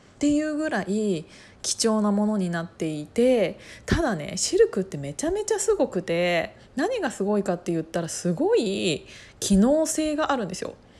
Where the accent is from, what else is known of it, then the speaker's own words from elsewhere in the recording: Kiryu, Gunma, Japan; 私群馬県の桐生市出身で